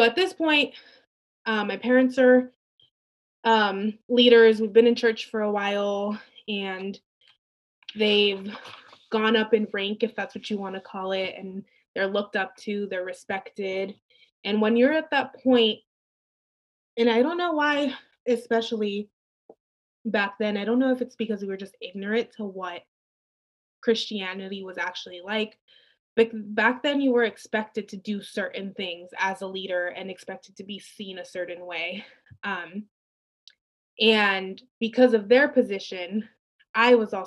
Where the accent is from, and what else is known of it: Santa Barbara, California, United States; born or raised there; also born or lived in Mexico